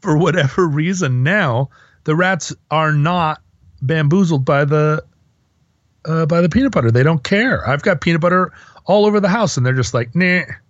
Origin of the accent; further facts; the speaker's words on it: Alaska, United States; moved away; growing up in Alaska